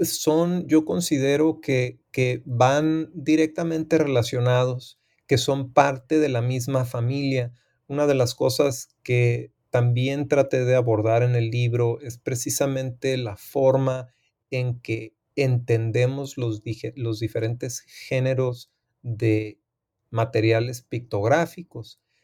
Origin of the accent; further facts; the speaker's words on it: Tijuana, Baja California, Mexico; also born or lived in United States / San Diego; soy fronterizo del área de Tijuana, San Diego. Eh, aunque nací en Estados Unidos, soy originario y me considero como ciudadano de la ciudad de Tijuana.